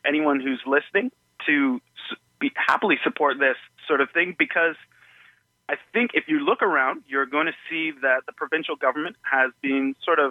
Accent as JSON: {"language": "English", "town": "Toronto", "region": "Ontario", "country": "Canada", "tie": "born or raised there", "moved": "yes", "lives_now": "Hamilton, Canada", "said": "I was born in Toronto"}